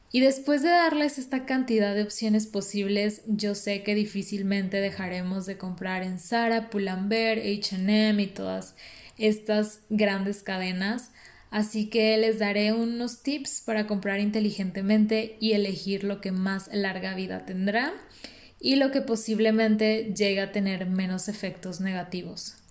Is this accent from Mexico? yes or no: yes; Mexico; no podemos quejarnos como mexicanos